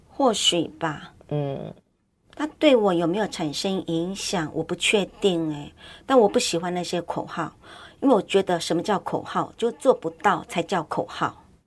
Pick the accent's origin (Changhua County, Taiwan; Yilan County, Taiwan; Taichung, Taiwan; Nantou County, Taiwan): Yilan County, Taiwan; moved away as an adult; now in Banqiao, Taiwan; 我宜兰人